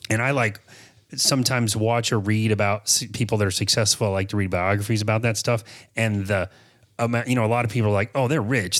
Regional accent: Apopka, Florida, United States; born and raised in Apopka

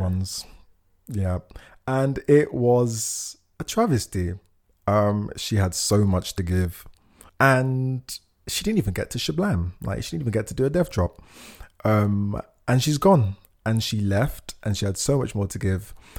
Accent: United Kingdom; my pride of being British, I think of like my pride of being like black

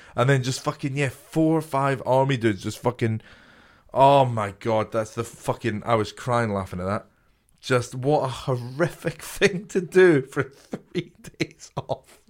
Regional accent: a small town near Edinburgh, Scotland, United Kingdom; I'm from Scotland, this little town, like, twenty minutes outside of Edinburgh.

